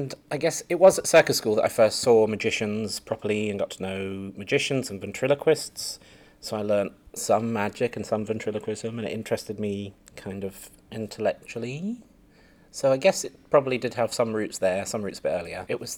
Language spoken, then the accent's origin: English; Winchester, South East England, United Kingdom; also born or lived in Belgium; I was born in the south of England in a place called Winchester, which has a big cathedral, the longest nave in Europe. Fun fact. But I grew up, did some of my growing up in Belgium